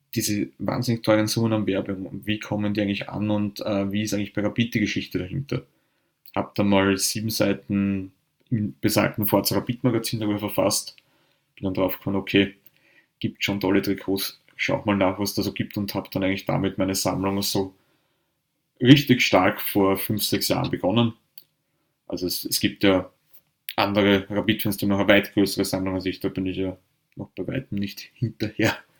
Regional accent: Vienna, Austria; Ich bin auch im Westen Wiens aufgewachsen, eigentlich gegenüber vom alten Spielplatz, den Rudolfsheimer Sportplatz

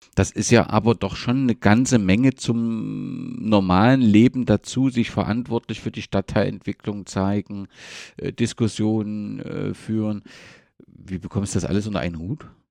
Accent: East Germany, Germany; als Ostdeutscher

